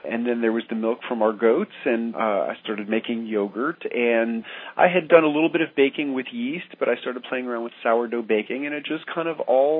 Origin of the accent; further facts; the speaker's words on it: New York City, New York, United States; moved away as an adult; also born or lived in rural Tennessee; now in Tennessee, United States; I grew up in New York City